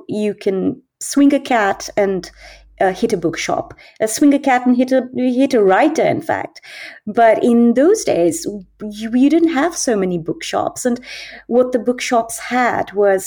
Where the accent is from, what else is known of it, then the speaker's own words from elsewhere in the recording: Delhi, India; first language English; moved away; also born or lived in Goa, India / Edinburgh, United Kingdom / Bombay, India; When I was a little older, my father's work took him to Delhi, which is where I grew up.